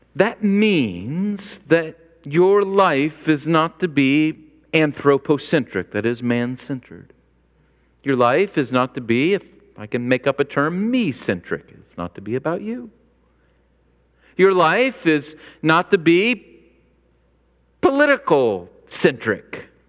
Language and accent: English; Illinois, United States; I grew up in Illinois